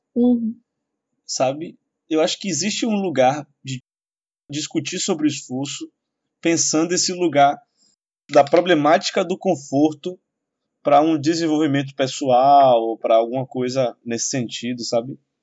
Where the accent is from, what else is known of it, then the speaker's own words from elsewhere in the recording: Salvador, Bahia, Brazil; Eu vim da periferia de Salvador, vim da população pobre, tive amigos na infância que morreram.